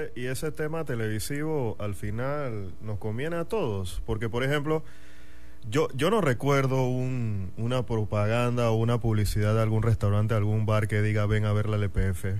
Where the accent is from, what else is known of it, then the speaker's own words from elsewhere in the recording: David, Chiriquí, Panama; also born or lived in Madrid, Spain; now in Panama City, Panama; soy de allá y, nací allá y crecí allá